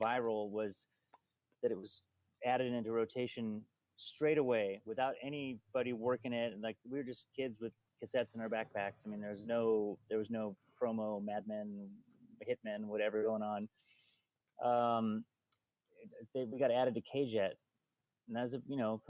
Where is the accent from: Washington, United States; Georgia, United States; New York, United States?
Washington, United States; Bellingham; also born or lived in Seattle; we came from Bellingham. We didn't grow up in Seattle